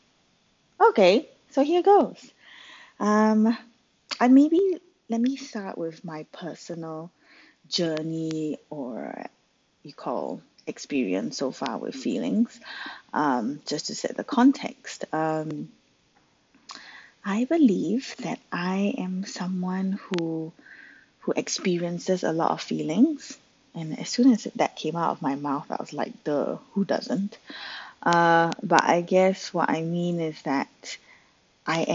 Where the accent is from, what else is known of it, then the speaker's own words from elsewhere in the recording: Singapore; I grew up in Singapore